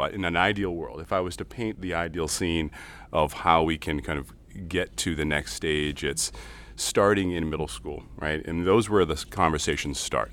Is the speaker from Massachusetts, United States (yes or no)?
yes; Lynn, Massachusetts, United States; now in Lynnfield, United States; I hail from Lynn, Massachusetts, uh, so Lynn native, uh, up on the North Shore in Linfield now.